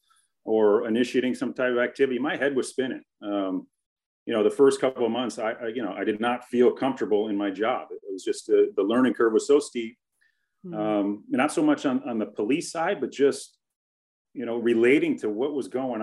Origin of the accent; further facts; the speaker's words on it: Connecticut, United States; moved away; also born or lived in Los Angeles; I grew up in Connecticut